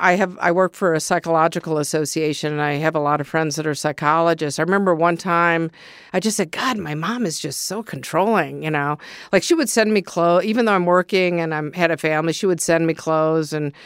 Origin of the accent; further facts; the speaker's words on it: Ann Arbor, Michigan, United States; Growing up in Ann Arbor, I mean, basically, I remember as a kid, you know, being a little bit of a bully.